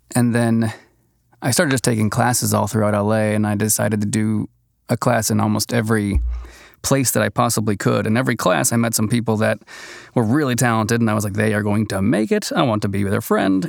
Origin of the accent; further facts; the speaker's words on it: Boston, Massachusetts, United States; moved away as an adult; now in Los Angeles, United States; originally from New England area, Boston, and flew out here, oh, a little over ten years ago